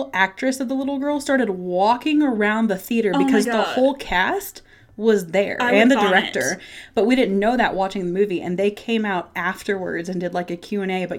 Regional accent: Dallas, Texas, United States; moved away as an adult; now in Colorado, United States; I was born and raised in Dallas

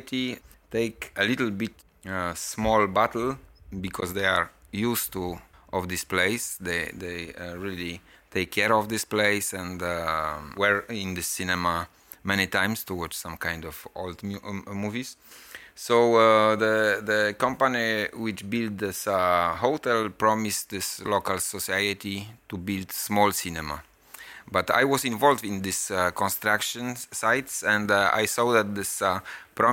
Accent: Gdansk, Pomeranian Voivodeship, Poland; I was born in Gdansk a long time ago

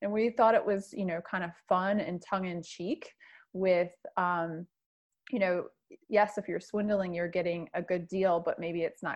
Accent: Michigan, United States; moved away; I'm originally from Michigan

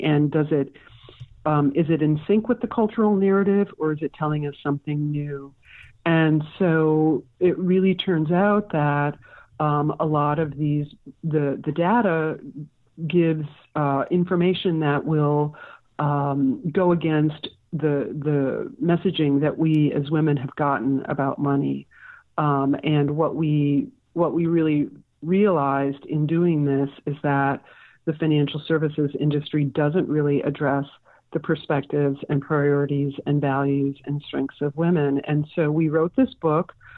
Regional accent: Milwaukee, Wisconsin, United States; moved away as an adult; now in San Francisco, United States; I'm a native of Wisconsin

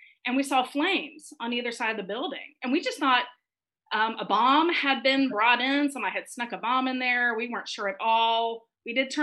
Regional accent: Florida, United States; moved away as an adult; now in New York City, United States; I'm actually from Florida originally, and I moved up to New York City in 1993 when I was 23 years old, and I've lived there ever since.

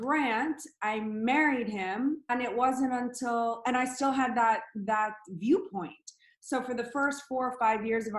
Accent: New Orleans, Louisiana, United States; I grew up in New Orleans, Louisiana

